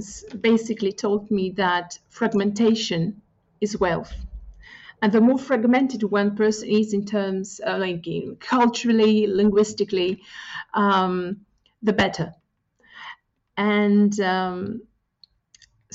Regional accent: Corfu, Ionian Islands, Greece; first language Greek; English is a second language; moved away as an adult; also born or lived in United Kingdom / China; I come from an island. So both my parents are Greek. And I grew up in a pretty homogeneous community.

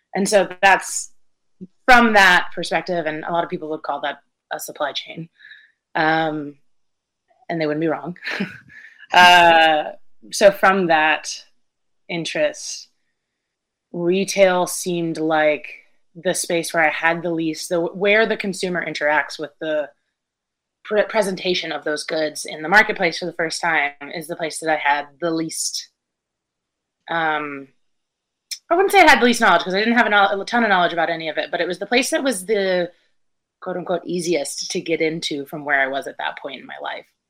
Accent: Brevard, North Carolina, United States; also born or lived in Connecticut; very much from western north carolina raised in brevard

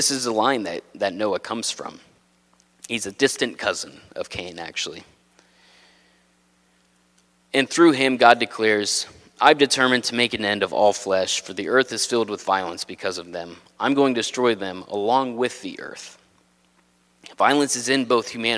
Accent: Texas, United States; moved away as an adult; now in New England, United States; I'm not from a farm, I'm from Texas, but not a farm

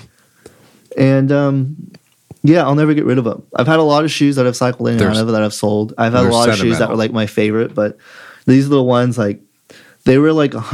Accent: San Antonio, Texas, United States; I'm from San Antonio

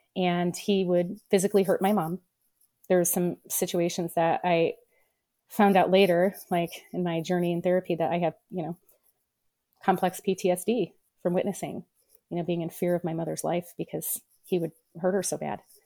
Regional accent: Peoria, Illinois, United States; I was born in Peoria, Illinois

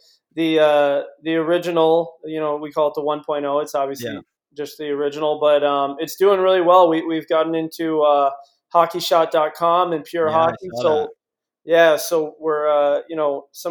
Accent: Cleveland, Ohio, United States; I grew up playing hockey in Cleveland

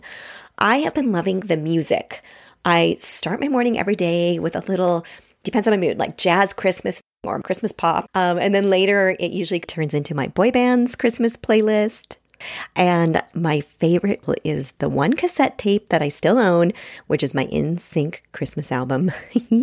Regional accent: Washington, United States; I grew up with them. And I'm also from Washington State

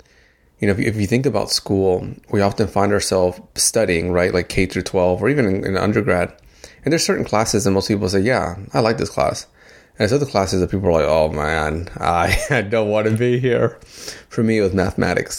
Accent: Dominican Republic; now in United States; I am an immigrant. I came from the Dominican Republic. I'm here to the U.S.

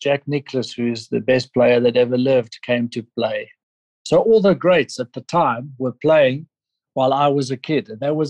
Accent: South Africa; They immigrated from Switzerland to South Africa. So I have Swiss blood, but I have South African culture and upbringing. And I grew up in South Africa.

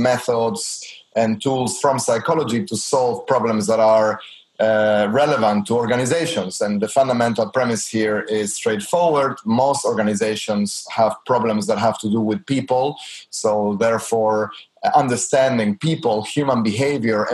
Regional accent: Argentina; I'm from Argentina

